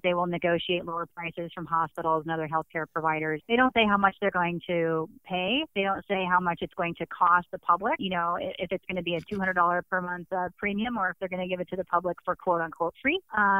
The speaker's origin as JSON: {"language": "English", "town": "Phoenix", "region": "Arizona", "country": "United States", "said": "I'm from Phoenix, Arizona."}